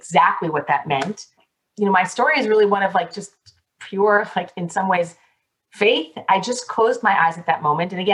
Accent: Miami, Florida, United States; I was born and bred in Miami, and there is a large Jewish population here

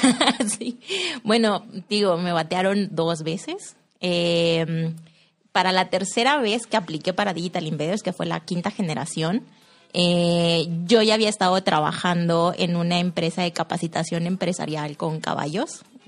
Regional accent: Saltillo, Coahuila, Mexico; soy de aquí de Saltillo

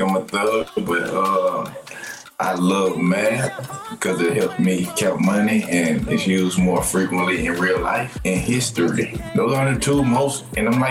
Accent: the South, United States; I'm from the South

